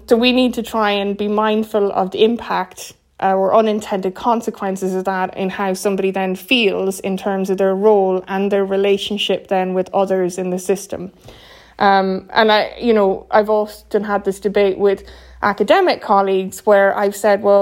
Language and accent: English; Ireland; as an Irish person